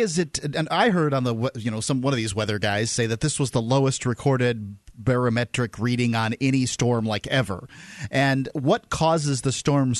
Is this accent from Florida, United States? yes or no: yes; Sarasota, Florida, United States; And that's where we're from.